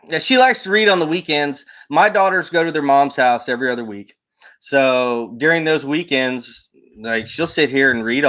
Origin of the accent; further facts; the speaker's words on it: East Texas, United States; moved away as an adult; also born or lived in Louisiana; once I got out of the military, traveled around for a while, settled back in East Texas 12 years ago